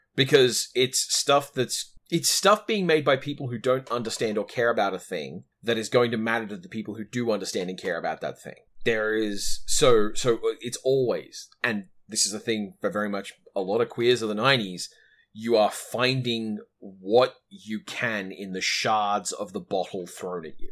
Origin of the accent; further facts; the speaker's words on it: Australia